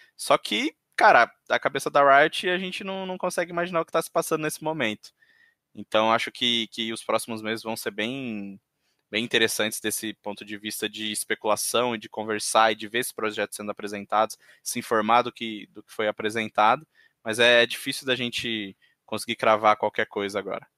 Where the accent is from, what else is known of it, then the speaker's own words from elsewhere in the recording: interior of São Paulo, Brazil; Eu sou do interior de São Paulo